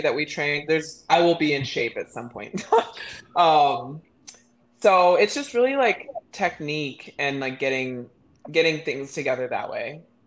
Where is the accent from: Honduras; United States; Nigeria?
United States; Midland, Texas; I'm from Midland, Texas.